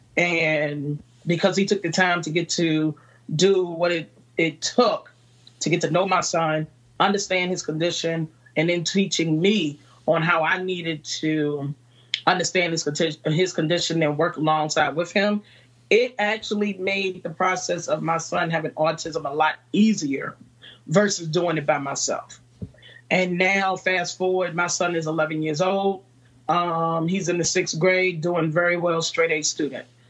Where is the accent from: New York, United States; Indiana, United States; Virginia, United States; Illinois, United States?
Virginia, United States; Farmville; now in Newport News, United States; I'm originally from Farmville, Virginia, and Farmville, Virginia is a small town